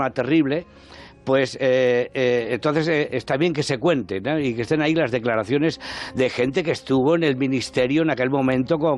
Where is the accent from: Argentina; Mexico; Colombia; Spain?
Spain; Castellón, Valencian Community; now in Madrid, Spain; Yo ya llevaba pues unos eh, ocho o nueve años en Madrid. Yo vengo de Castellón, del mundo del teatro mm.